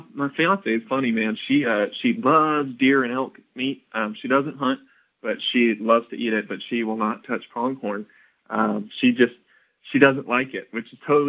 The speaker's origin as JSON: {"language": "English", "region": "Tennessee", "country": "United States", "tie": "born or raised there", "said": "I grew up in Tennessee hunting deer"}